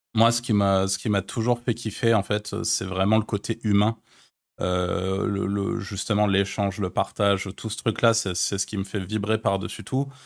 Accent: France; also born or lived in Malta; je suis français et je connais les Français, je connais la France

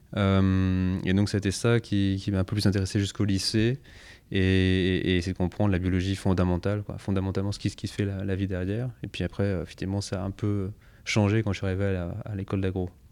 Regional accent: Savoie, Auvergne-Rhône-Alpes, France; also born or lived in Paris; né à Paris, mais grandi en Savoie

